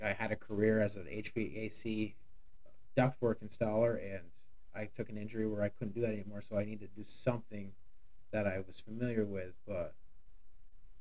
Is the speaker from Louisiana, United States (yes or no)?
no; Shelburne, Vermont, United States; also born or lived in Starksboro, Vermont; I've been in Vermont my whole life, 40 years. I grew up in Shelburne. I now live in Starkesboro.